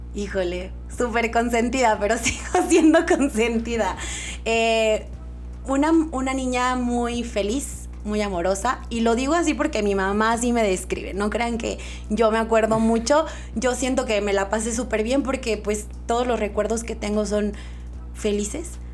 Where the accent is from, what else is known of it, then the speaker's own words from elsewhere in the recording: Durango, Mexico; also born or lived in Mexico City; Estudié aquí en Durango hasta la prepa y la universidad me fui a la Ciudad de México.